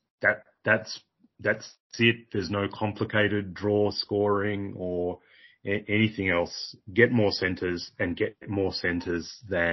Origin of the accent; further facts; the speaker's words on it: Australia; as an Australian